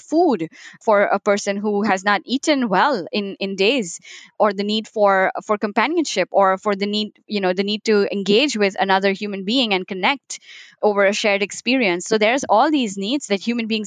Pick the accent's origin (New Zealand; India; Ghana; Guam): India; Mumbai, Maharashtra; moved away; I was born in Mumbai